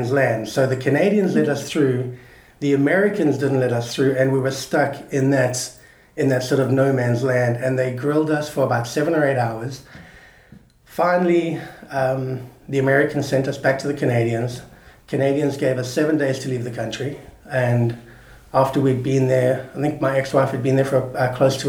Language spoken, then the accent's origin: English; South Africa; moved away as an adult; now in Santa Barbara, United States; I'm always South African at heart. I love coming back